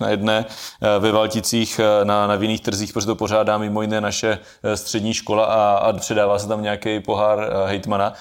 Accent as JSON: {"language": "Czech", "region": "South Moravian Region", "country": "Czechia", "said": "tady u nás na Jižní Moravě"}